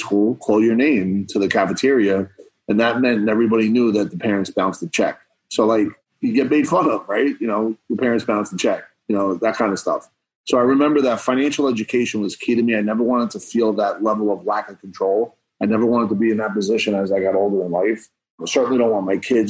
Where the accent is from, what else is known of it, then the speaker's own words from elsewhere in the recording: Bayonne, New Jersey, United States; I grew up in Bayonne, New Jersey, middle class, 75,000 people